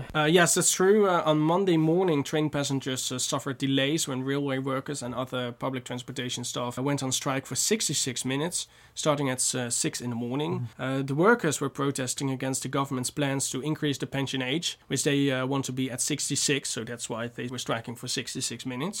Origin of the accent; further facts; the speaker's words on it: North Brabant, Netherlands; I'm from Brabant